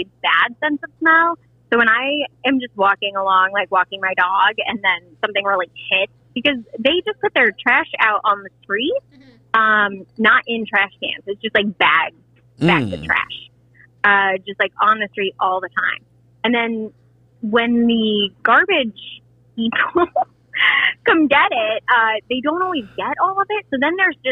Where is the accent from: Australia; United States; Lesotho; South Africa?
United States; St. Louis, Missouri; moved away; also born or lived in Indiana; I didn't grow up in Indiana. I'm from St. Louis originally.